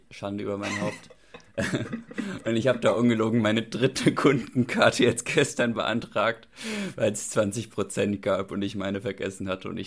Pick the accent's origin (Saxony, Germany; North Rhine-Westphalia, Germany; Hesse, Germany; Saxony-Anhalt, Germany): Hesse, Germany; Kronberg; ich komme aus, ich komme aus Kronberg und ich mache jetzt